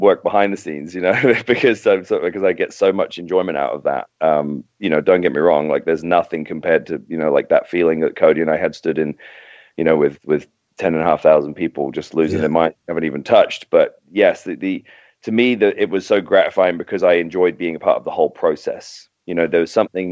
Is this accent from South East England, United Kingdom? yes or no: no; Docking, East of England, United Kingdom; also born or lived in King's Lynn; now in United States; I was born in King's Lynn, which is about 15 miles from docking where I was, you know, I grew up